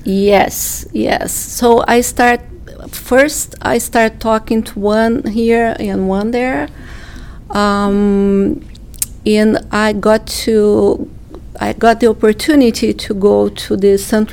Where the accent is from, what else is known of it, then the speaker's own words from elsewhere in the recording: Brazil; moved away as an adult; I'm from Brazil, and my family also is from Brazil